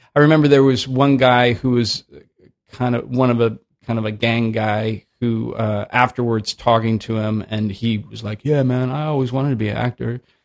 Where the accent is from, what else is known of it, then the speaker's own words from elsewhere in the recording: Oakland, California, United States; also born or lived in San Francisco; I grew up in Oakland